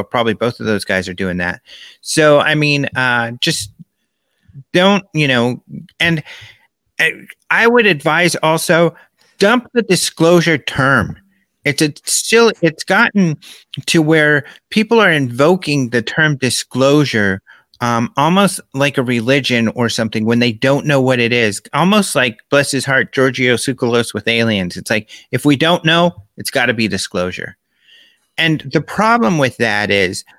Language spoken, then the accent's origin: English; United States